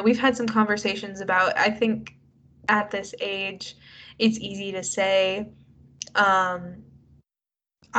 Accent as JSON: {"language": "English", "country": "United States", "said": "we're both American"}